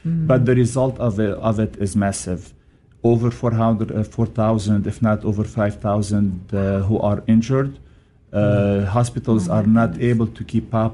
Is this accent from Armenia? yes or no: no; Lebanon; moved away as an adult; now in United States; I was raised in Lebanon, grew up in Lebanon. I became a priest in Lebanon.